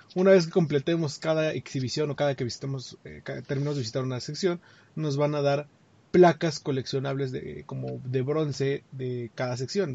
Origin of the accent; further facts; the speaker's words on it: Mexico; para nosotros los mexicanos